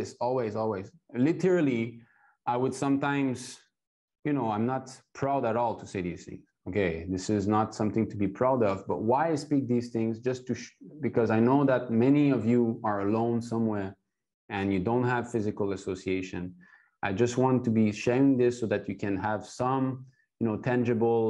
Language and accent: English; Montreal, Quebec, Canada; now in China; I was born in ISKCON in Montreal